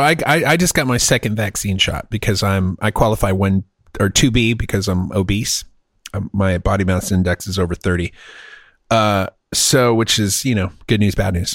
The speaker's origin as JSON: {"language": "English", "country": "United States", "also_born_or_lived": "Texas", "said": "I'm an American"}